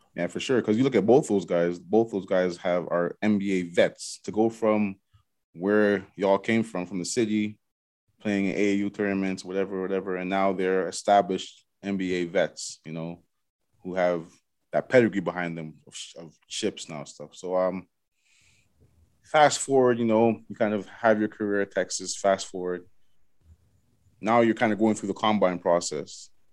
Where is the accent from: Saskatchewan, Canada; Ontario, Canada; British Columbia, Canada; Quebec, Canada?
Ontario, Canada; Toronto; I grew up in Galloway, so in Scarborough